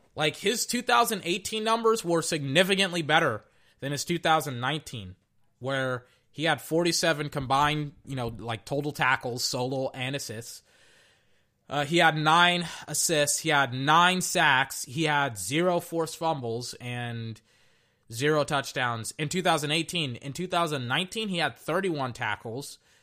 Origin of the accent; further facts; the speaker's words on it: Texas, United States; now in Florida, United States; I was from Texas